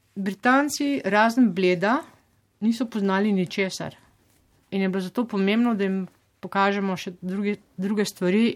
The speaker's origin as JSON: {"language": "Slovenian", "country": "Slovenia", "moved": "yes"}